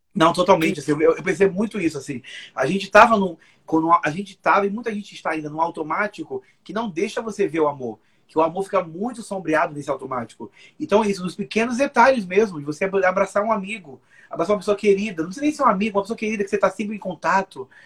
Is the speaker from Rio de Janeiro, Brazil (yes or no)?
yes; Rio de Janeiro, Brazil; also born or lived in Bahia; eu sou cariocaço, nem né? quando eu não sou carioca, eu sou baiano